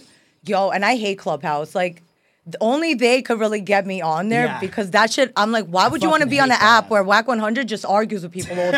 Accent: New York, United States; also born or lived in Russia; But I'm such a New Yorker.

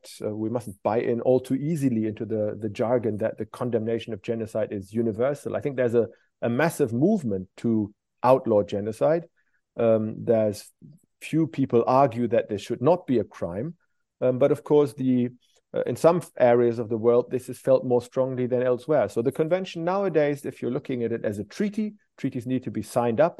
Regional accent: Germany; now in Glasgow, United Kingdom; my home country, Germany.

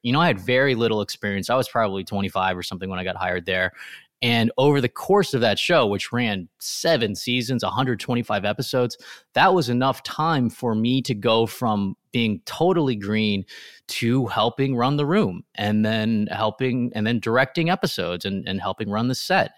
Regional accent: Riverside, California, United States; where I grew up in Riverside, California

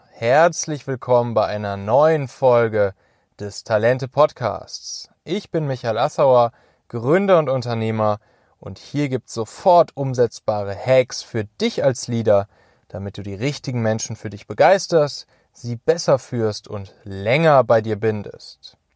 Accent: Rhineland, Germany; now in Hamburg, Germany; wenn ich in der Heimat, also im Rheinland

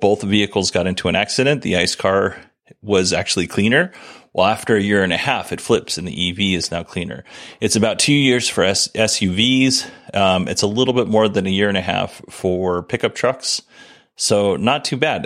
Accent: Alaska, United States; I grew up in Alaska

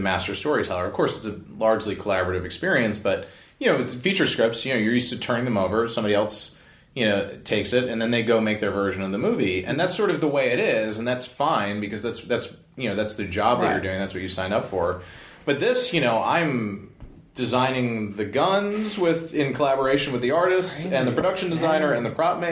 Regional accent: New Jersey, United States; moved away as an adult; also born or lived in Manhattan, New York; now in Los Angeles, United States; I grew up in New Jersey

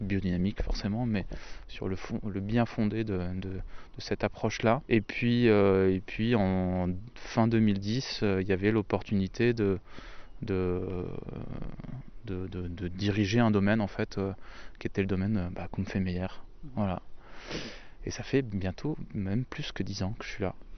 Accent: Lorraine, Grand Est, France; moved away; also born or lived in Rosheim, Alsace; je suis pas originaire du sud de la France, je suis lorrain

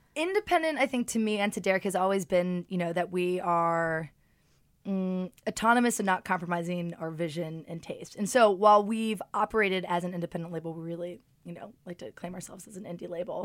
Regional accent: London, United Kingdom; also born or lived in Martha's Vineyard; I'm born and raised in London

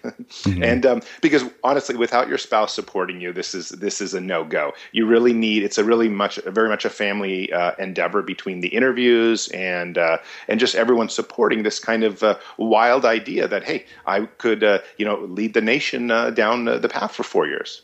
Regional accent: United States; I was born in America

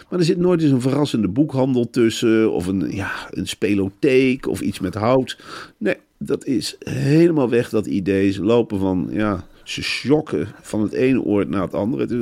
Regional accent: Arnhem, Gelderland, Netherlands; moved away; 1968 geboren in Velp.

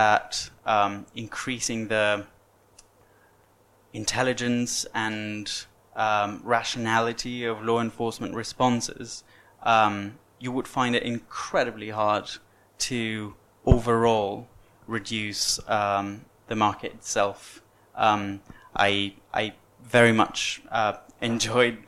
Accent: Venezuela; moved away as an adult; when I was born in Venezuela

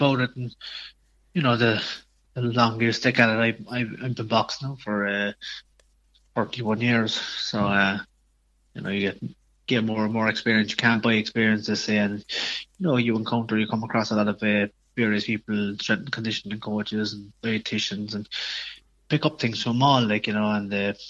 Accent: Cork, Munster, Ireland; I'd say it was, yeah. So not, it's a very sporting county

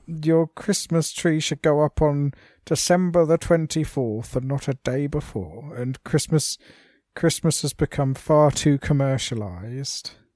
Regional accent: United Kingdom

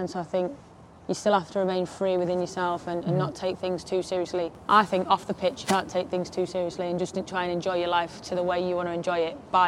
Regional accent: Harrogate, Yorkshire and the Humber, United Kingdom; accent: thick accent; moved away as an adult; I'm from Harrogate, so it's just a small town

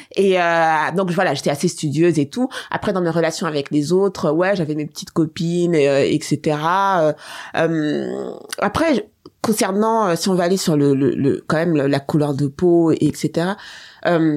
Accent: France; also born or lived in Seine-Saint-Denis (93); je suis née en France en 78

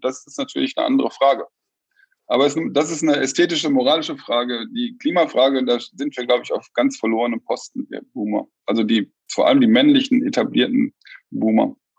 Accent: Germany; wir als Deutsche

